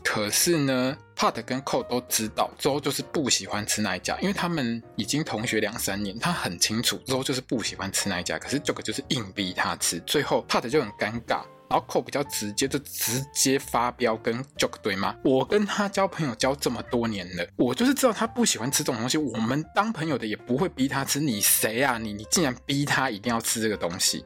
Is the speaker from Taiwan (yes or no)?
yes; Taiwan; 我们台湾人讲的